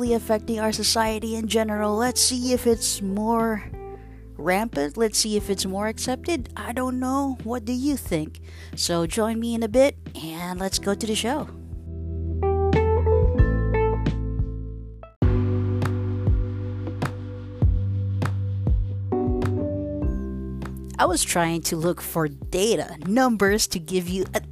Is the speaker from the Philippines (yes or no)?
yes; Philippines; a Filipino, who was born and raised in the Philippines